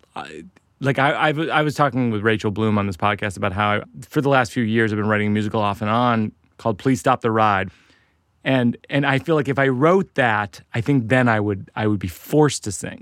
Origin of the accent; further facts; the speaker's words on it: Boston, Massachusetts, United States; I'll be in Boston, my hometown